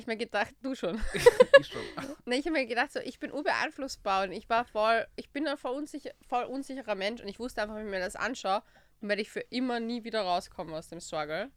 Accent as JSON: {"language": "German", "country": "Austria", "said": "bei uns in Österreich"}